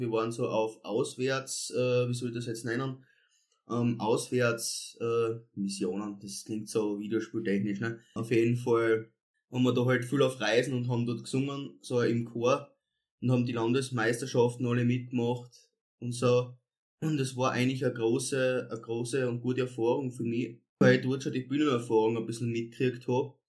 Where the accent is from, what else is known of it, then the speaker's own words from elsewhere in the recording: Edelschrott, Styria, Austria; ich komme ja ursprünglich aus dem, Bezirk, aus dem Bezirk Volzberg, aus Edelschrott, ähm, habe dort meine Kindheit verbracht